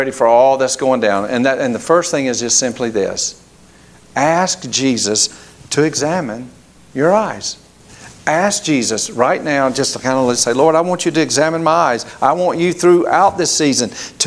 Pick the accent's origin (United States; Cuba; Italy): United States; Grady, Alabama; moved away; where we grew up in Grady, Alabama